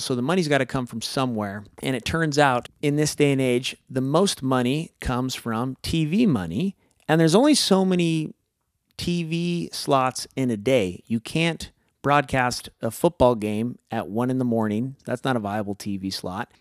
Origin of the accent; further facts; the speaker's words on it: the Northwest, Pacific Northwest, United States; we were raised in the Northwest.